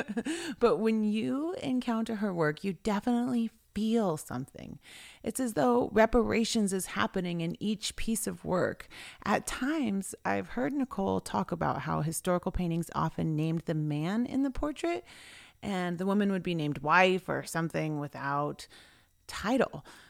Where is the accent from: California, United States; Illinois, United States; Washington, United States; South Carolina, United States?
Washington, United States; Swinomish and Tulalip; I was from Swinomish and Tulalip